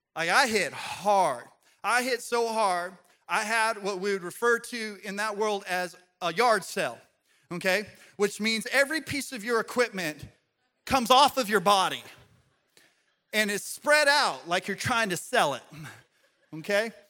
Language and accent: English; Colorado, United States; Growing up in Colorado, I used to ski a lot